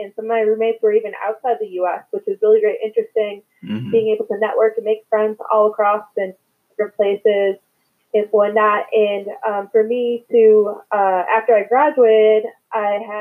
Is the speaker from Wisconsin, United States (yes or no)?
yes; Milwaukee, Wisconsin, United States; moved away as an adult; also born or lived in Madison, Wisconsin; now in Chicago, United States; I'm born and raised in Wisconsin